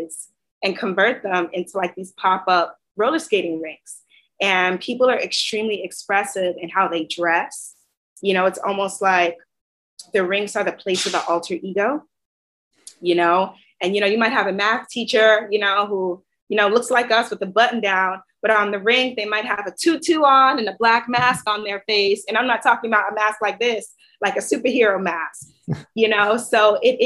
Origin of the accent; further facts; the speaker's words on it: New York City, New York, United States; I grew up in Queens.